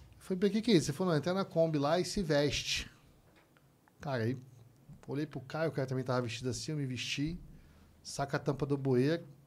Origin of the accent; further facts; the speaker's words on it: Rio de Janeiro, Brazil; sou carioca